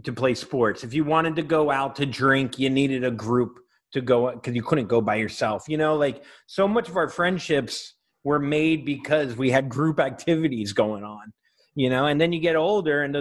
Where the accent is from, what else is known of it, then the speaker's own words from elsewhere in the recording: Florida, United States; I'm from Florida